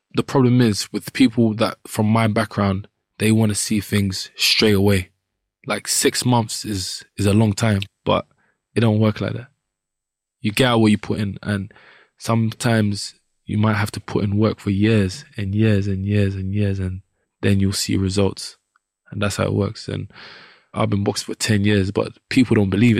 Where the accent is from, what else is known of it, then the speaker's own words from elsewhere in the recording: London, United Kingdom; I grew up in Southeast London, Wharf Road, and around the Peckham and Brixton area.